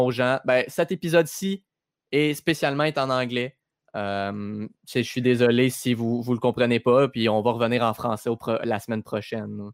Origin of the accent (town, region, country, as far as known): Quebec, Canada